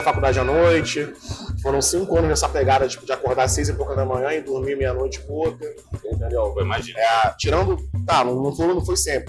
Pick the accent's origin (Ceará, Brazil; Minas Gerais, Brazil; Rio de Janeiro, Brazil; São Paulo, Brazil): Rio de Janeiro, Brazil; nascido e criado em Anchieta, aqui no Rio de Janeiro, zona norte do Rio